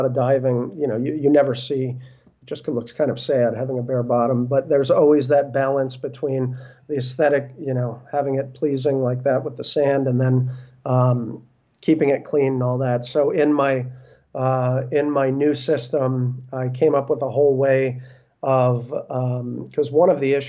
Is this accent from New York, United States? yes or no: yes; Brooklyn, New York, United States; born there; so I was born in Brooklyn. My parents are from Brooklyn.